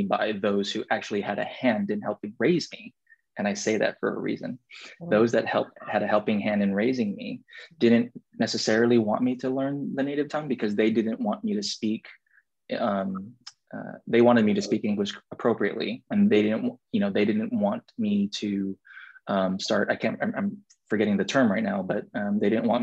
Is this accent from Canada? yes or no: no; Guam; born or raised there; moved away as an adult; now in United States